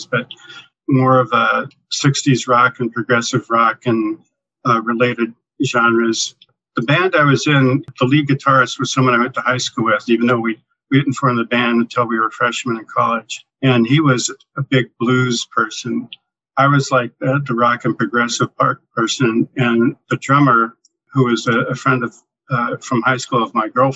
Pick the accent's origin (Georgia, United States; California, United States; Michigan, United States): California, United States; San Leandro; also born or lived in Oakland, California / Hawaii; I was born in Oak Knoll Naval Hospital in Oakland and was raised pretty much in the town right next door, San Leandro, for most of my life